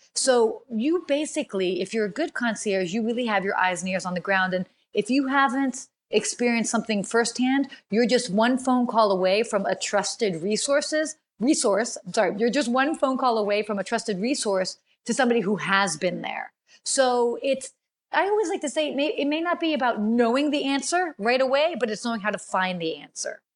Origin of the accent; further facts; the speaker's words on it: United States; also born or lived in Washington, D.C.; although I'm American and I was born in the States, I spent a good chunk of my childhood traveling